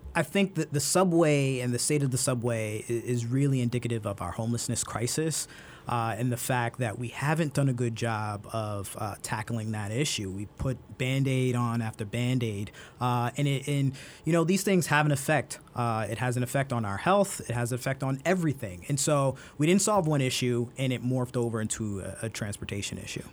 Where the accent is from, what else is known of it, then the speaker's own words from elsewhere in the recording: Brooklyn, New York, United States; growing up in Brooklyn, I had these neighbors who lived across the street